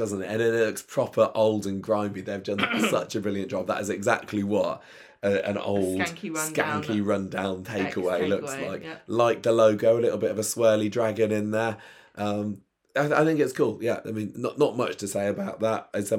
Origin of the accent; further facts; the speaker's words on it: Midlands, United Kingdom; Well, yeah, I mean, I come from the Midlands and that's definitely a thing there, Chinese and chips.